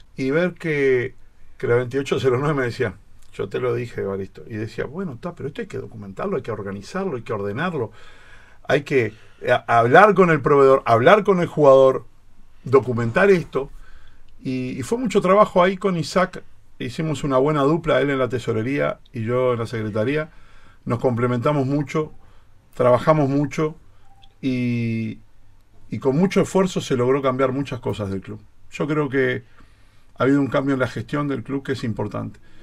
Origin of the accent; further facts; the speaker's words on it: Florida, Uruguay; yo soy de Florida